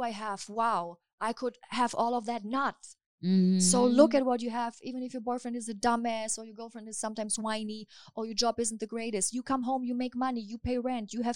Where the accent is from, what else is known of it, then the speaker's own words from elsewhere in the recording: Hamburg, Germany; moved away as an adult; now in Los Angeles, United States; I'm from Hamburg in Germany.